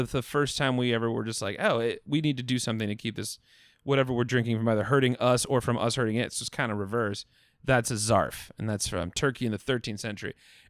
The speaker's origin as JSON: {"language": "English", "region": "Iowa", "country": "United States", "said": "I'm from Iowa."}